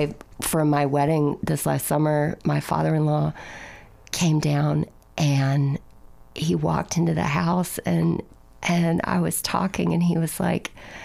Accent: Mobile, Alabama, United States; accent: Alabama; moved away as an adult; also born or lived in Tarrant City, Alabama / Birmingham, Alabama / Montgomery, Alabama; now in New York, United States; I was born in Mobile. And then when I was 13, we moved to a small town called Tarrant City, Alabama.

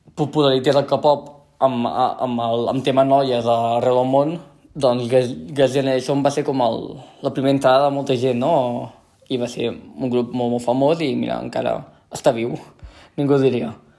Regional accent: central Catalonia, Spain; accent: central Catalan; first language Catalan; parlo un català molt del centre de Catalunya

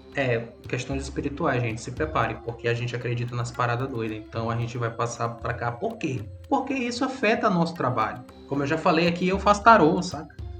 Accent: São Luís, Maranhão, Brazil; eu sou maranhense mesmo, nasci em São Luís

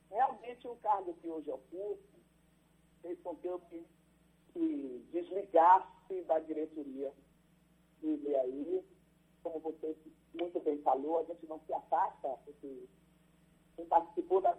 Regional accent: Amargosa, Bahia, Brazil; moved away; eu sou de Amargosa

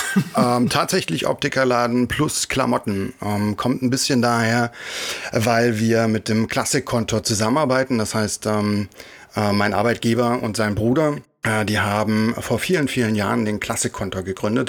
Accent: Thuringia, Germany; Ich komme aus äh, Thüringen

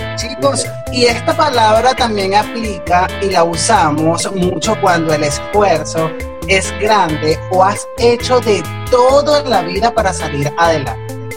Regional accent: Venezuela

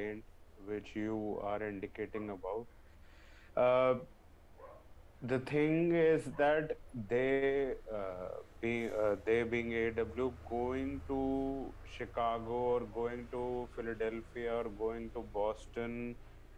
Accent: India; we are from India right now

